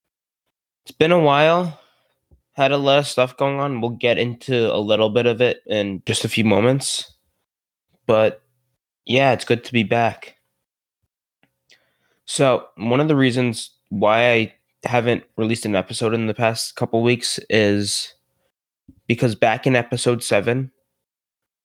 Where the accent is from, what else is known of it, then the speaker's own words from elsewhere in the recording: New Rochelle, New York, United States; I'm from New Rochelle, just outside the city